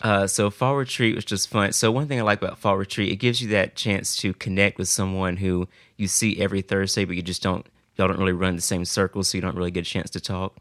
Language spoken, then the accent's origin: English; Greenville, South Carolina, United States; I'm from Greenville, South Carolina.